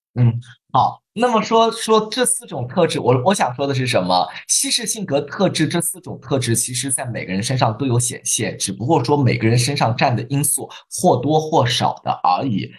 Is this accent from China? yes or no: yes; China; 我们中国人